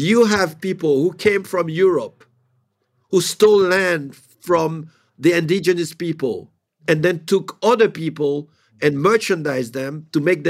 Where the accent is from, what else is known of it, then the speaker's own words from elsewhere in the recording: Haiti; moved away; I do have a few properties in Haiti, which is my home country